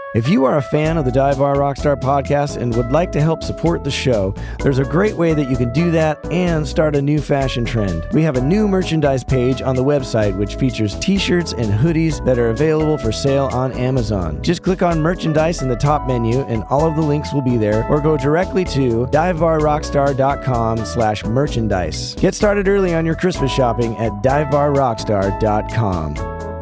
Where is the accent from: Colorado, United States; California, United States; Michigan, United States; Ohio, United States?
Colorado, United States; Denver; moved away; also born or lived in New York; I grew up in Denver